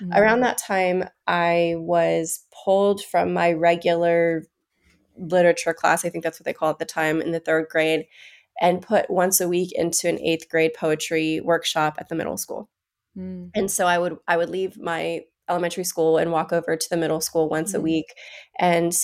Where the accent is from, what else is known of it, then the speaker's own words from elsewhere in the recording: Bishop, California, United States; I was raised in Bishop, California, which is about 4 hours northeast of LA.